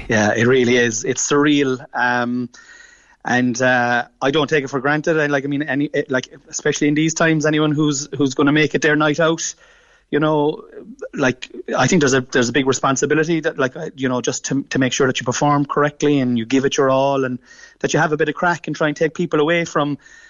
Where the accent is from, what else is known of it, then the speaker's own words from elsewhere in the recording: Killavullen, Munster, Ireland; we live in Killavullen here in North Cork. But I say that we're from Killavullen